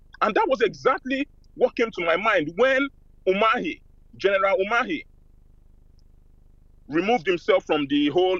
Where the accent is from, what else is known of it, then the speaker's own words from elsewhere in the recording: Imo, Nigeria; I'm from Imo State.